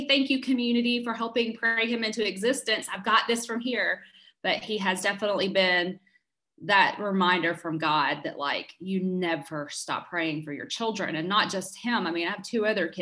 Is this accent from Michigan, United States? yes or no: no; South Carolina, United States; moved away as an adult; now in Peachtree City, United States; I am originally from South Carolina. I moved here after college